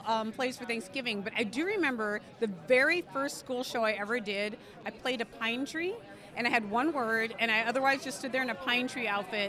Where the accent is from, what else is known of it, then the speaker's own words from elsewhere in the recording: South Dakota, United States; I'm from the Sichangu Lakota Nation